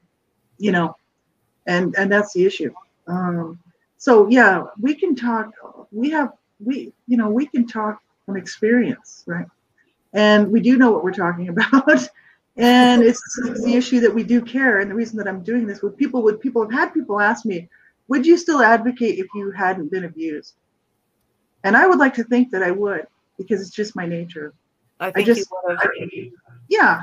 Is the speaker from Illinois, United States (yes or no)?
no; Albuquerque, New Mexico, United States; I grew up in Albuquerque, New Mexico